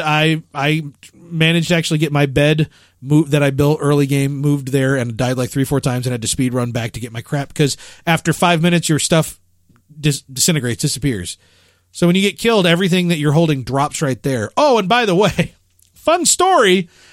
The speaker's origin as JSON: {"language": "English", "town": "Chicago", "region": "Illinois", "country": "United States", "moved": "yes", "said": "I'm from Chicago"}